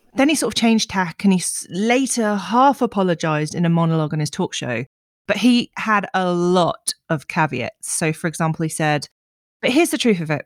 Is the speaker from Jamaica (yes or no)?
no; United Kingdom